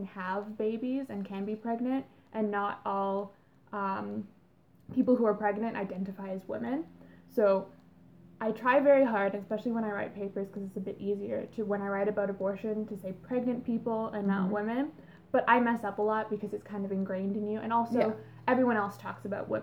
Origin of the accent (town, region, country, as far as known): Canada